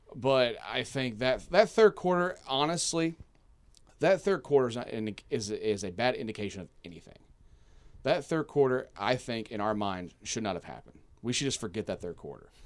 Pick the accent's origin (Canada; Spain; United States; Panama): United States; Kentucky; now in Hawaii, United States; I am from Kentucky